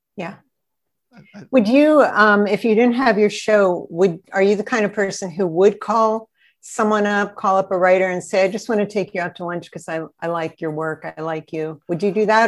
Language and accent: English; Altoona, Pennsylvania, United States; moved away; I was brought up in Altoona, which is right in the center of the state